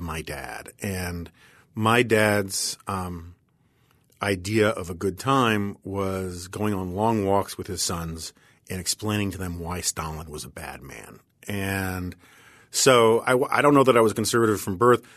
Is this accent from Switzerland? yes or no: no; New York City, New York, United States; I grew up on the Upper West Side of Manhattan